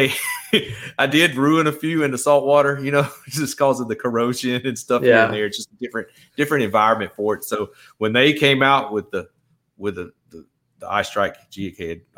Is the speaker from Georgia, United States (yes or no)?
yes; St. Simons Island, Georgia, United States; now in Texas, United States; I'm originally from Georgia, from the St. Simons Island area. Okay. I grew up fishing that inshore water over there